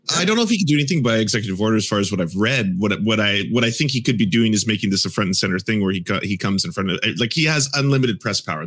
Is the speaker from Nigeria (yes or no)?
no; Canada; As a Canadian